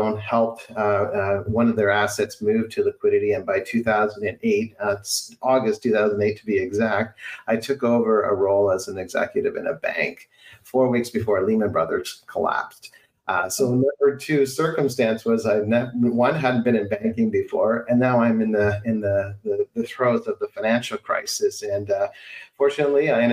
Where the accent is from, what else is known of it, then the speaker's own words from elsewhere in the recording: southwestern Ontario, Canada; moved away; Originally born and raised in Canada, in Ontario, in a small town in southwestern Ontario.